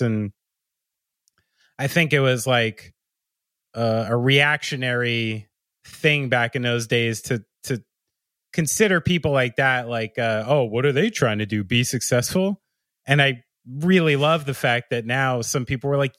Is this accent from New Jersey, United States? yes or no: yes; Somerville, New Jersey, United States; moved away; I'm from Somerville.